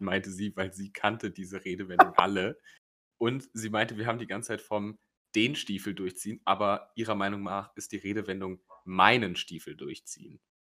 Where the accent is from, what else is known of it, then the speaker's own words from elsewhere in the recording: Rhineland, Germany; bei uns im Rheinland